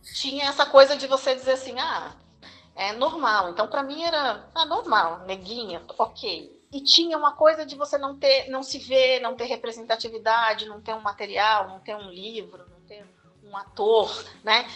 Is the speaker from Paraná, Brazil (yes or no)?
no; Osasco, São Paulo, Brazil; also born or lived in Marília / Piracicaba / Sorocaba; now in São Paulo, Brazil; eu sou natural de Osasco